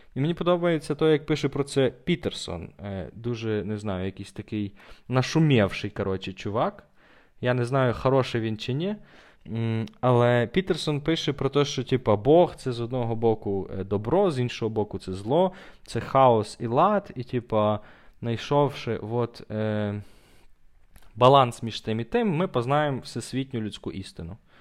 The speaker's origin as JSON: {"language": "Ukrainian", "town": "Ternopil", "region": "Ternopil Oblast", "country": "Ukraine", "tie": "born or raised there", "said": "я християнин тупо через те, що я народився в Тернополі"}